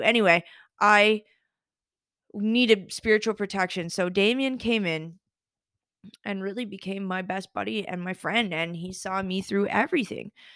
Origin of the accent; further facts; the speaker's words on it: Summerside, Prince Edward Island, Canada; anybody who's from Summerside, shout out Saint Paul's Parish. I know that listeners from my hometown do listen